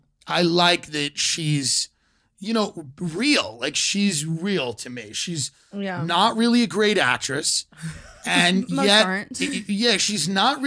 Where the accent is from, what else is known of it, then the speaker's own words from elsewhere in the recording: Long Island, New York, United States; Island, New York.